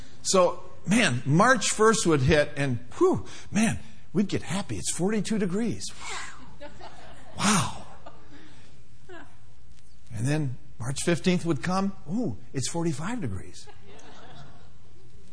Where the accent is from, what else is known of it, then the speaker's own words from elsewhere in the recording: Minneapolis, Minnesota, United States; moved away; I grew up in Minneapolis, Minnesota, where winters lasted a long time.